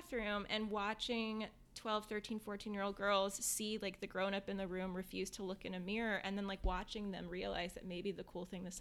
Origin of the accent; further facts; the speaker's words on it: Northern Virginia, United States; I'm from Northern Virginia. I'm from right outside of D.C., from like a part of the country where like diplomats send their kids and World Bank workers and State Department workers